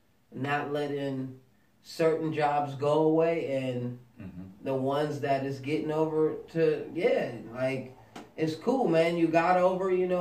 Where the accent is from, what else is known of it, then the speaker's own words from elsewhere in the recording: United States; I'm American